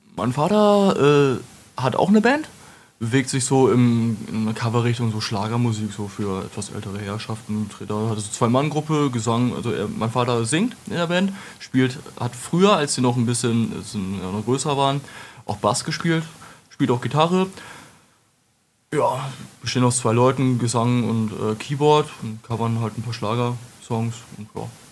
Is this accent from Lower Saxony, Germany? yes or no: yes; Wolfenbüttel, Lower Saxony, Germany; Ich komme aus Wolfenbüttel